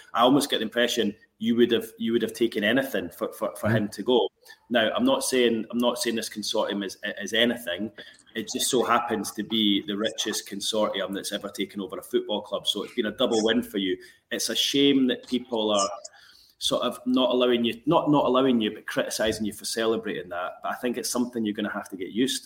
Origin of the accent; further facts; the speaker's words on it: Edinburgh, Scotland, United Kingdom; moved away as an adult; also born or lived in Glasgow; now in Newcastle, United Kingdom; I grew up in Edinburgh